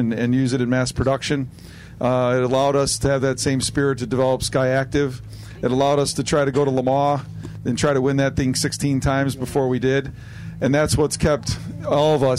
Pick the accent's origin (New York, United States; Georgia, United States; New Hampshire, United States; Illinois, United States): Illinois, United States; Chicago; I'm from Chicago